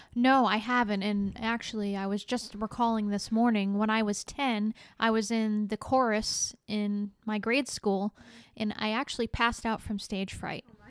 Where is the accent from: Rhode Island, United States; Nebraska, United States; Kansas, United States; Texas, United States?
Rhode Island, United States; moved away as an adult; now in Florida, United States; I grew up in Rhode Island and spent the first thirty-five years of my life there